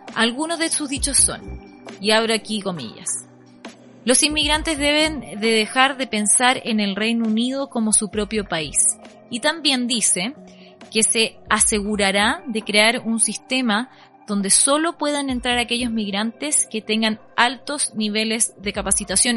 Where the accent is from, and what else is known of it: Chile